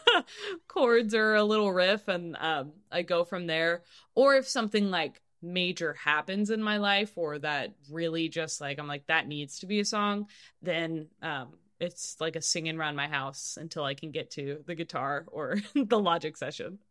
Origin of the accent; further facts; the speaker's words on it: Kansas City, Missouri, United States; moved away; also born or lived in Nashville; growing up in Kansas City, I started taking guitar lessons like in the first grade